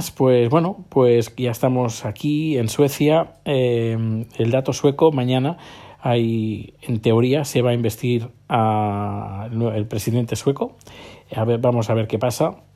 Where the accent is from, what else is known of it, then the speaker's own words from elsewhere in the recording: Terrassa, Catalonia, Spain; yo soy de Tarrasa, que está a unos 20 kilómetros, 25 kilómetros de, de Barcelona